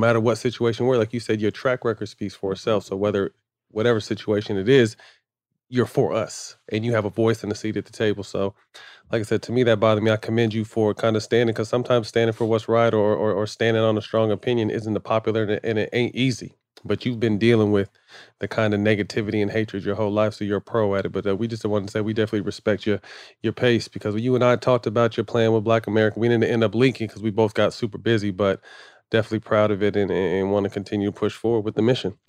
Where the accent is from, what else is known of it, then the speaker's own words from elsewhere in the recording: Northern California, United States; I was in Northern California